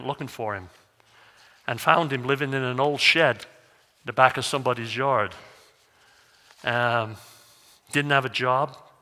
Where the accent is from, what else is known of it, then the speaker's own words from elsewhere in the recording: North Wales, United Kingdom; now in Missoula, United States; Where I grew up over in North Wales, they have like 55 to 65 inches of rain